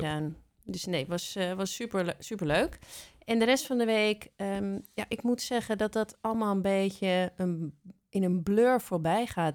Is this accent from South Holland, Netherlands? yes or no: no; Amsterdam, North Holland, Netherlands; ik ben geboren in Amsterdam